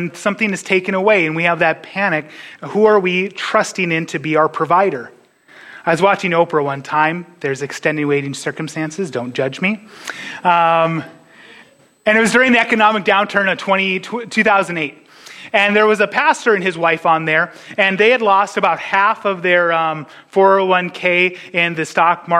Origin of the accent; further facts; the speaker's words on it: North Dakota, United States; moved away as an adult; now in Iowa, United States; It's been 12 years since last I lived in a Dakota. I will say to the people that I'm from North Dakota, but truly in my heart, I'm an Iowan